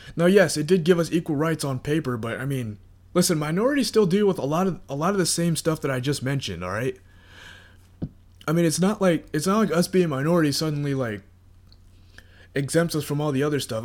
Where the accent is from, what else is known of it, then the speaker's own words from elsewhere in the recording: United States; I'm an American, I live in the United States